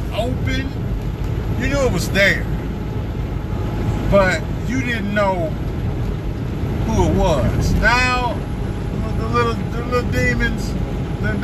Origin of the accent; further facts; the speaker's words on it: St. Louis, Missouri, United States; I'm from St. Louis